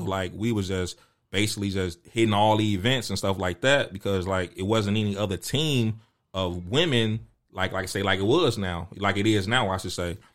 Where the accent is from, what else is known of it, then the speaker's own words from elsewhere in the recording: Chicago, Illinois, United States; me being from Chicago and, and growing up in the Jordan era